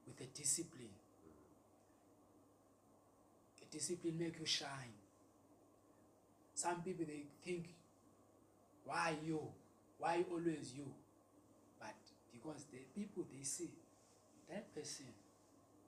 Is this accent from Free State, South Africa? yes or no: no; Eastern Cape, South Africa; I'm from Eastern Cape